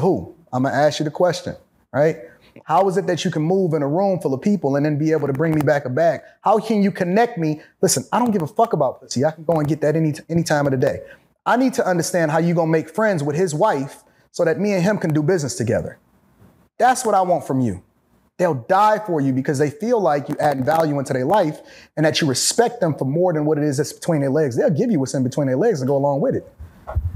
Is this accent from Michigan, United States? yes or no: yes; Detroit, Michigan, United States; I'm from Detroit.